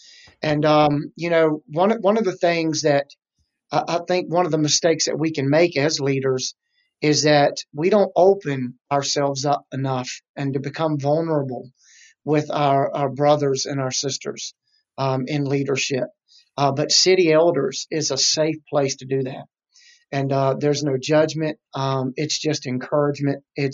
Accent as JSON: {"language": "English", "town": "Petersburg", "region": "Virginia", "country": "United States", "tie": "born or raised there", "also_born_or_lived": "South Hill", "said": "I was born and raised. I was born in Petersburg, Virginia. Real short. Ended up living in South Hill, Virginia, which is on the border of North Carolina near Lake Gaston."}